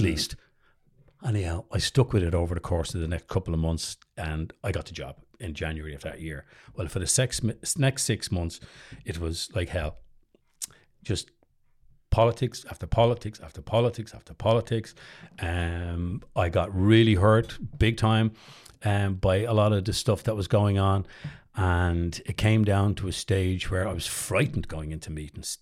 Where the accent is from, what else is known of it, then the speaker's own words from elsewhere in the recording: Dublin, Leinster, Ireland; also born or lived in United States; growing up in Drumna